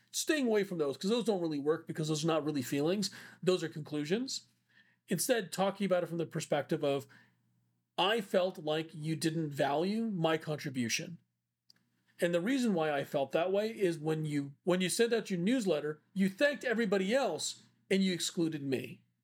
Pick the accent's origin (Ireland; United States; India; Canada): India; I'm Indian